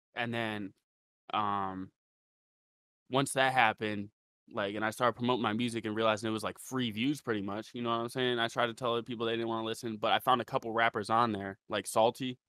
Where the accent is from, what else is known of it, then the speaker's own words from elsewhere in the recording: Ravenna, Ohio, United States; I'm from Ohio. Okay. Ohio, Ravenna, Ohio.